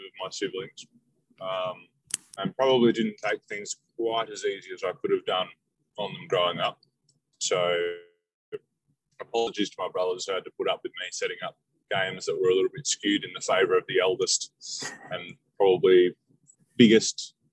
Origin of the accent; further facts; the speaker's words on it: Devonport, Tasmania, Australia; now in Melbourne, Australia; I grew up in Tasmania, in the north of Tasmania, so Devonport.